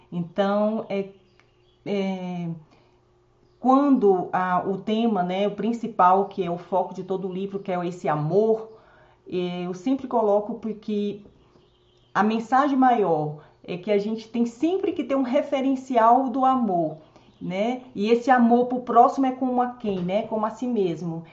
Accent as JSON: {"language": "Portuguese", "region": "Northeast Region", "country": "Brazil", "moved": "yes", "lives_now": "Brasília, Brazil", "said": "eu também sou nordestina"}